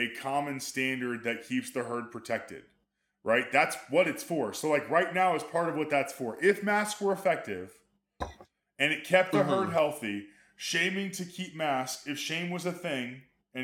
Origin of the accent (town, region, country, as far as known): Amarillo, Texas, United States; born or raised there